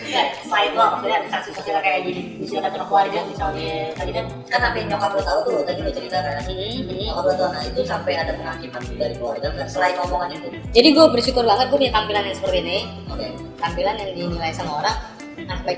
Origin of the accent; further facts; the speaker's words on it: Lampung, Indonesia; moved away as an adult; now in Jakarta, Indonesia; gue harus balik ke Jakarta hmm. kan karena keluarga gue udah pindah tadi gue besar di Lampung hmm. keluarga gue udah Jakarta duluan